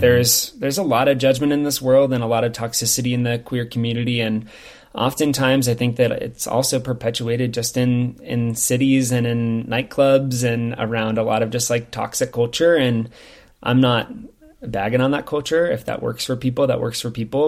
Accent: Lincoln, Nebraska, United States; now in Bend, United States; I'm from Lincoln, which is the capital city

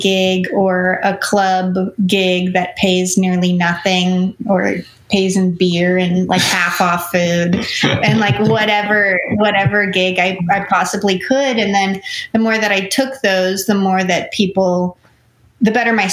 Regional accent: Los Angeles, California, United States; I grew up in Los Angeles

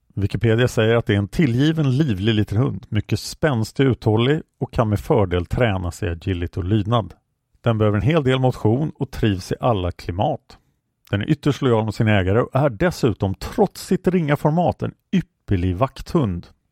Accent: Stockholm, Stockholm County, Sweden; jag växte upp på Kungsholmen

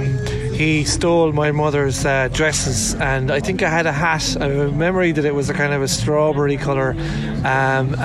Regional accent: Tralee, Munster, Ireland; moved away; I'm originally from County Kerry

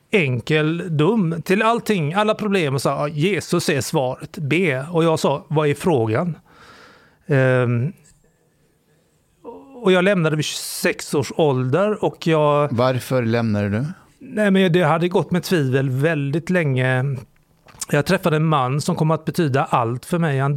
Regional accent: Sweden; Men jag är framförallt kulturellt extremt kristen. Som alla svenskar är

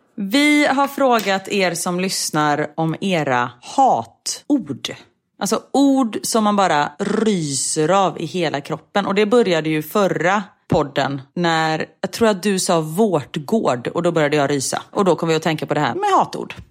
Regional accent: Gothenburg, Västra Götaland, Sweden; moved away; jag är från Göteborg och då säger man äpplemust

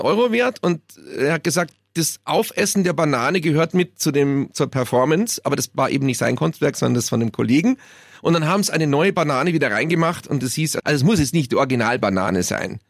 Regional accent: Munich, Bavaria, Germany; aus München. Ach so, ja dann, ja. Man verliert als Münchner

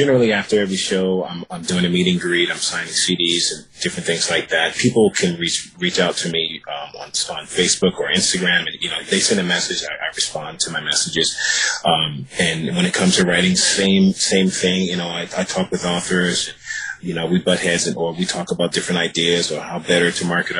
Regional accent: Virginia, United States; also born or lived in New York City; now in Los Angeles, United States; I'm from Virginia, and I moved to Los Angeles

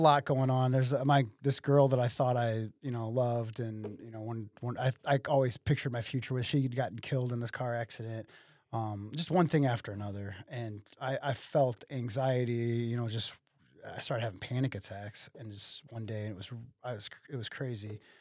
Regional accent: Waterloo, Illinois, United States; also born or lived in Collinsville, Illinois / Columbia, Illinois; I'm from Waterloo, uh, born and raised here, uh, in, in this area.

